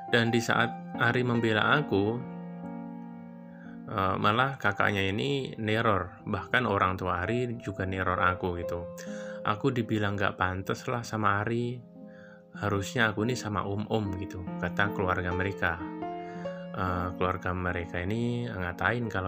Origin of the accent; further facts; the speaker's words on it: Jakarta, Indonesia; Oh iya, aku ini asli Jakarta ya.